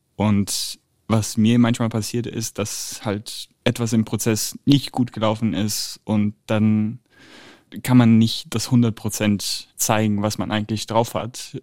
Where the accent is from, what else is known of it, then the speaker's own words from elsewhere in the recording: Italy; moved away; als Italiener